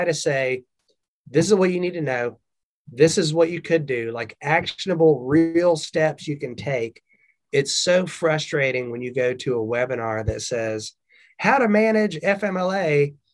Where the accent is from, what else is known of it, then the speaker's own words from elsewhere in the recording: the South, Southern United States, United States; accent: Southern; That was my Southern accent right there.